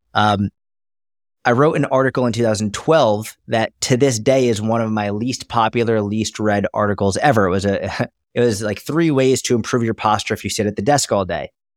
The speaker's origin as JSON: {"language": "English", "area": "Boston", "region": "Massachusetts", "country": "United States", "tie": "born or raised there", "said": "I grew up in Boston, Massachusetts, or outside, I grew up in a suburb of Massachusetts"}